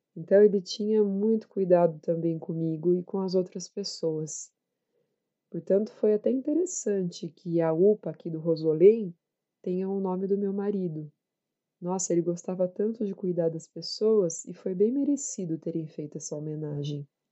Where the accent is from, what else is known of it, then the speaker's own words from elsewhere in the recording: Jandaia do Sul, Paraná, Brazil; also born or lived in Cornélio Procópio; Eu nasci em Cornélio de Procópio, uma cidade do Paraná. De lá, meu pai foi para Jandaia do Sul, eu tinha três anos. Fui criada lá em Jandaia, num sítio.